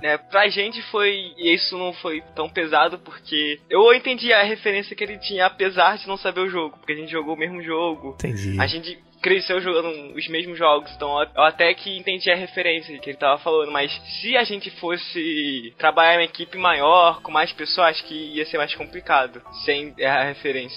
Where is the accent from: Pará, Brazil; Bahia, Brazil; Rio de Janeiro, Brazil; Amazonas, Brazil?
Rio de Janeiro, Brazil; Eu moro junto com ele, em Jagrepaguá